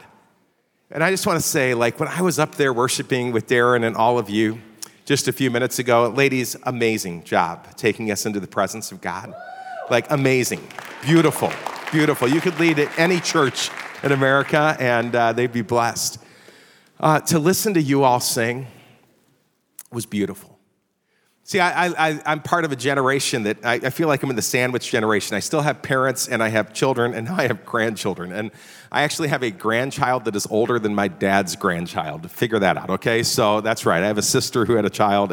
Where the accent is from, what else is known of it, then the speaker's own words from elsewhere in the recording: Chicago, Illinois, United States; moved away as an adult; also born or lived in Virginia; I grew up in the Chicago area